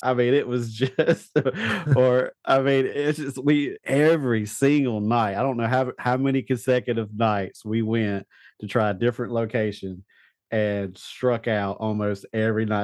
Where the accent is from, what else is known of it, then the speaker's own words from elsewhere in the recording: Eastern North Carolina, United States; I grew up in Eastern North Carolina